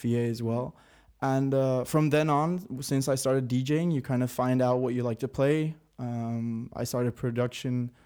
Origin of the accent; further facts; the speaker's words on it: Helmond, North Brabant, Netherlands; moved away as an adult; now in Rotterdam, Netherlands; I'm a producer from originally Helmond, which is in the south of the Netherlands. And I've been living in Rotterdam now for about a year.